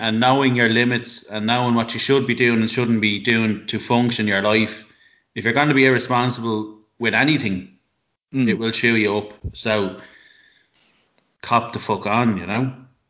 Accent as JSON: {"language": "English", "country": "Ireland", "said": "The only time I was ever proud to be Irish"}